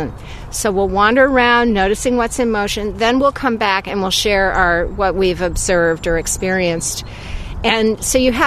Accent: Vermont, United States; growing up in Vermont, I'd be wandering around the woods and fields

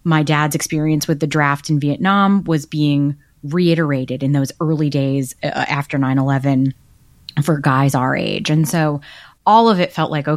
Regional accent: United States; accent: Brooklyn, New Jersey Jewish; My accent is very strictly Brooklyn, New Jersey Jews with like Yiddish peppered

